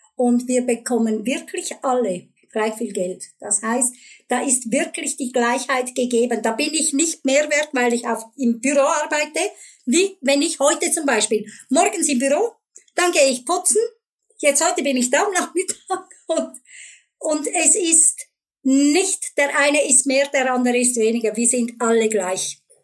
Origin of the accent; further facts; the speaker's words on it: Switzerland; bei uns in der Schweiz